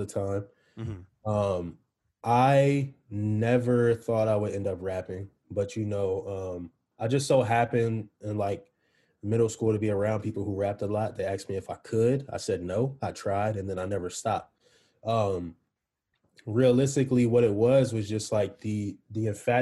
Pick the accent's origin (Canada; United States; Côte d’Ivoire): United States; East Coast; I'm from the East Coast